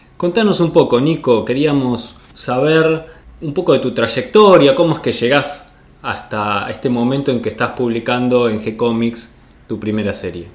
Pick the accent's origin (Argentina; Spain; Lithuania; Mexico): Argentina; accent: tonada argentina; Nuestra forma de hablar de tonada argentina con nuestros modismos argentinos